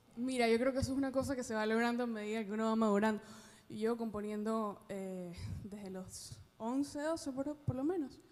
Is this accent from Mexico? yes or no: no; Ecuador; moved away as an adult; now in Miami, United States; yo llevo viviendo seis años acá, soy de Ecuador, pero llevo viviendo seis años acá